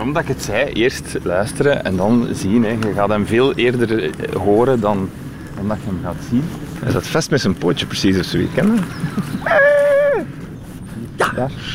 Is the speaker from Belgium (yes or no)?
yes; Kalmthout, Flanders, Belgium; ik afkomstig ben van Kalmt uit, wat het grootste natuurgebied is van eh, de Noorderkipper ongeveer.